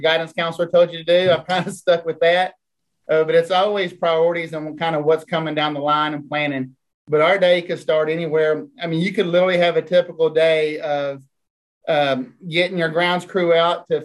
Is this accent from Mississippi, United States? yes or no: no; Fort Worth, Texas, United States; moved away as an adult; now in Hot Springs Village, United States; Fort Worth, Texas. Whole life until I moved here